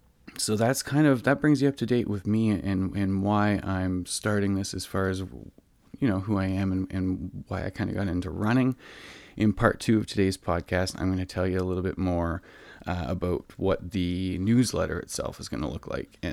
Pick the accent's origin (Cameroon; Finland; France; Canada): Canada; Orillia, Ontario; I grew up in Ontario in a small city called Orillia. It's about an hour and a half north of Toronto.